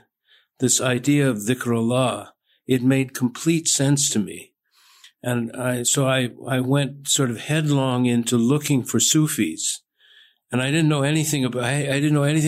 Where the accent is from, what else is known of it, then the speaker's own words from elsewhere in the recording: Southern California, United States; I was born and raised in Southern California